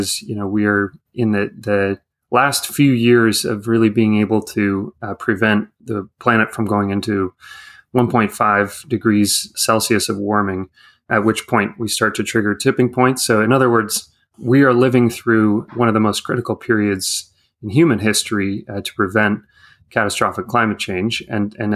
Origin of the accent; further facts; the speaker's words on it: California, United States; moved away as an adult; now in Washington, D.C., United States; I grew up out in California